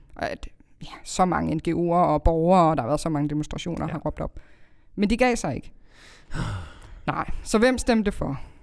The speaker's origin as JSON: {"language": "Danish", "town": "Greve", "region": "Zealand", "country": "Denmark", "tie": "born or raised there", "said": "jeg er opvokset i Greve"}